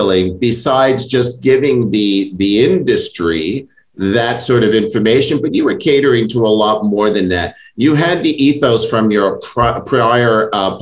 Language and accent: English; New York, United States; I'm born and raised in New York.